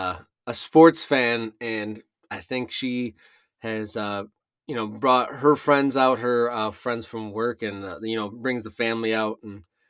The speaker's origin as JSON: {"language": "English", "region": "Michigan", "country": "United States", "tie": "born or raised there", "moved": "as an adult", "said": "I moved back to my home state of Michigan"}